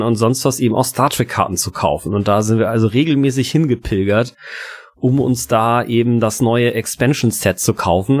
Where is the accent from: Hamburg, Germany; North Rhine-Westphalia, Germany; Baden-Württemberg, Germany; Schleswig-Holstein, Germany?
Hamburg, Germany; ich bin in Hamburg-Poppenbüttel aufgewachsen